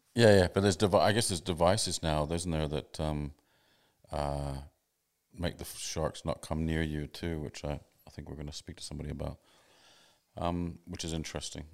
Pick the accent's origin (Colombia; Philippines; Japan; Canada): Canada; also born or lived in England / Sydney, Australia; now in Australia; I grew up in Canada, but I, then I lived in England for a long time.